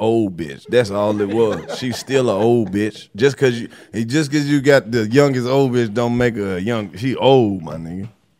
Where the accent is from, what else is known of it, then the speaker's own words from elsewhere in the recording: the South, United States; Now, see, I'm from the South where I said racism was prevalent.